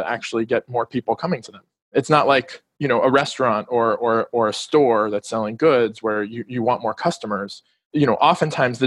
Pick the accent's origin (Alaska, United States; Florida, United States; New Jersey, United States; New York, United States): Florida, United States; Miami; moved away as an adult; also born or lived in District of Columbia; I grew up here in Miami and recently moved back.